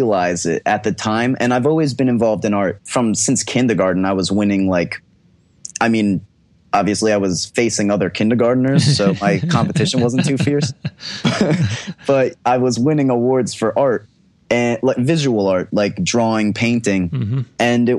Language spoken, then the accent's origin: English; New Jersey, United States; moved away as an adult; now in Miami, United States; I'm from New Jersey